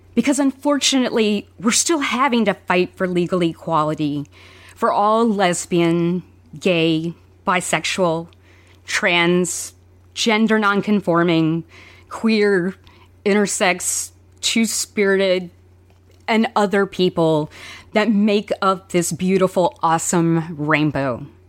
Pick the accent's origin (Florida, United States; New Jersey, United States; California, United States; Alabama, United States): Alabama, United States; I grew up mostly in Alabama